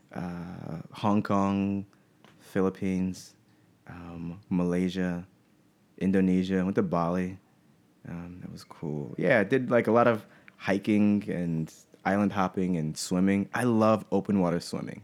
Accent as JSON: {"language": "English", "town": "Pensacola", "region": "Florida", "country": "United States", "tie": "born or raised there", "moved": "as an adult", "said": "I grew up in Pensacola, Florida"}